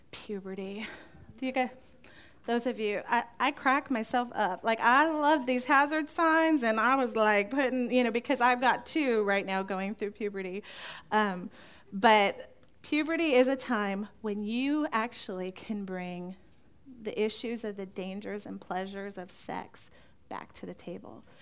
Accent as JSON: {"language": "English", "region": "California", "country": "United States", "tie": "born or raised there", "said": "Now, growing up in California, Beth and I both grew up in California. We didn't know each other there"}